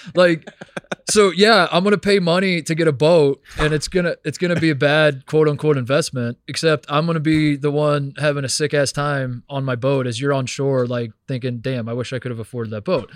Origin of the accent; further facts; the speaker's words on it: Hendricks County, Indiana, United States; moved away; I'm from Hendricks County, Indiana